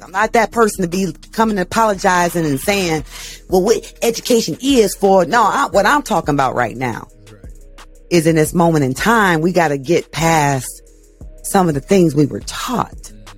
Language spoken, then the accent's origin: English; Canton, Ohio, United States; I'm from Canton, Ohio